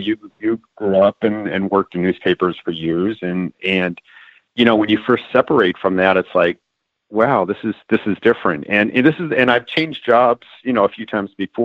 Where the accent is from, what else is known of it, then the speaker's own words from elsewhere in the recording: Los Angeles, California, United States; moved away as an adult; also born or lived in San Francisco; now in Atlanta, United States; I originally from Los Angeles, worked in San Francisco